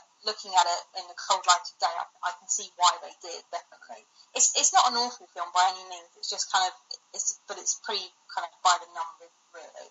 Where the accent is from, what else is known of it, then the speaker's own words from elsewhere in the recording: United Kingdom; I'm British